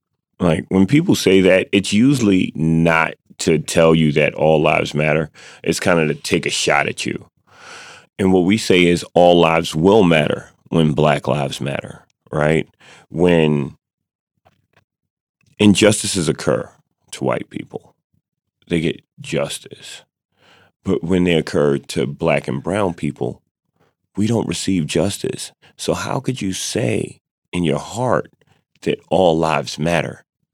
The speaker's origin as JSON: {"language": "English", "country": "United States", "said": "So when I said I'm an American and people cheered, it was like, yes."}